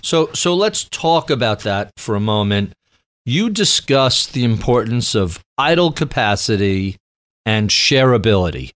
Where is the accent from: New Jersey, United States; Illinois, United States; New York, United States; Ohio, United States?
New York, United States; as a New Yorker